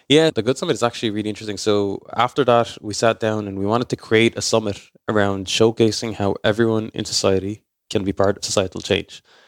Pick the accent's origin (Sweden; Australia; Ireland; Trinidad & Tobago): Ireland; I'm raised in Ireland